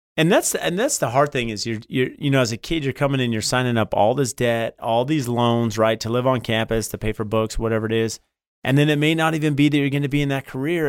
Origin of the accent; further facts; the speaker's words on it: San Diego, California, United States; now in Phoenix, United States; I grew up in San Diego, been in Phoenix